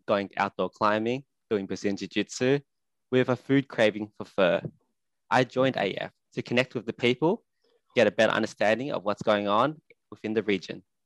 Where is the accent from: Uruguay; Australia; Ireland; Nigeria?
Australia; also born or lived in Sydney; I'm an Australian currently living in Sydney